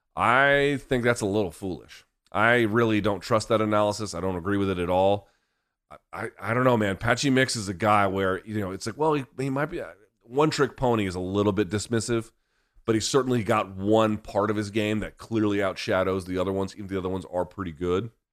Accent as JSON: {"language": "English", "town": "Washington", "region": "District of Columbia", "country": "United States", "tie": "born or raised there", "said": "here in my hometown in D C"}